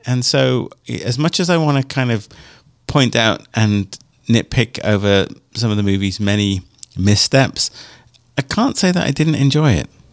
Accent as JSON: {"language": "English", "country": "United Kingdom", "tie": "born or raised there", "moved": "yes", "said": "growing up in Europe and only in, in the UK"}